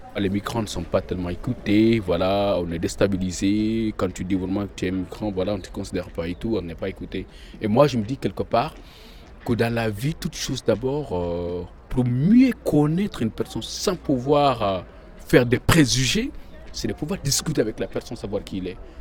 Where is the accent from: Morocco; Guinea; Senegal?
Guinea; moved away as an adult; now in Lyon, France; Je viens de Guinée-Conakry. Moi, suis mon septième mois de Lyon.